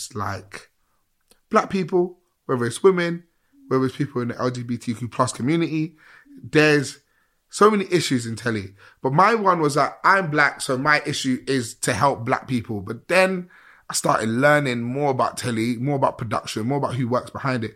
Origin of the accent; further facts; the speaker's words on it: England, United Kingdom; How I sound, how I look, how I walk, how I talk, I'm from England, mate. But my roots are not from here